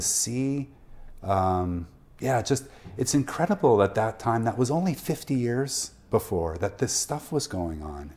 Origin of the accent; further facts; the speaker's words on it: Prince George, British Columbia, Canada; I'm born and raised in Prince George.